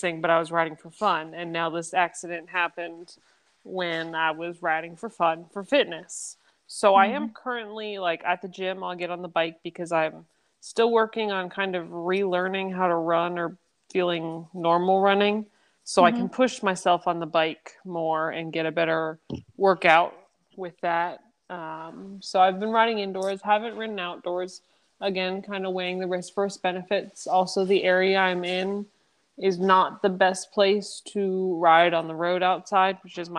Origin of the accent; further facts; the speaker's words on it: Kutztown, Pennsylvania, United States; moved away as an adult; also born or lived in Chile / Kentucky; I was born and raised in Kutztown, Pennsylvania